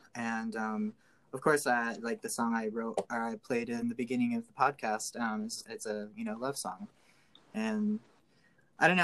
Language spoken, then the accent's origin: English; Gas City, Indiana, United States; now in Sacramento, United States; I am originally from a little tiny town called Gas City, gas like fuel, uh, Indiana